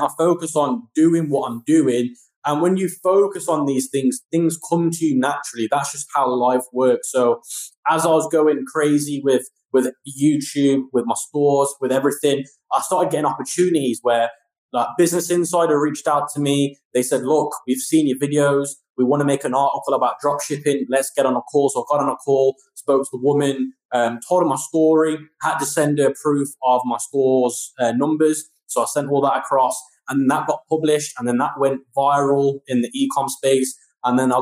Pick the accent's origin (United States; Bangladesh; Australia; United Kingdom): United Kingdom; my home country, the UK